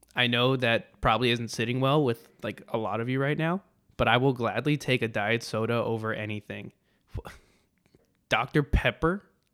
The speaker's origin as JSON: {"language": "English", "region": "Texas", "country": "United States"}